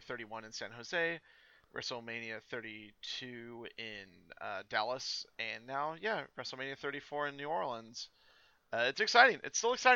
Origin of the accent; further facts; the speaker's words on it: New Zealand; moved away; I'm from New Zealand originally